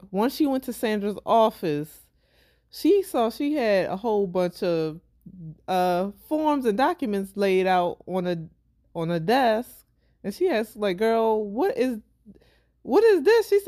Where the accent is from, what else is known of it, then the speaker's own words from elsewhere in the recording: Baltimore, Maryland, United States; accent: Baltimore; my Baltimore accent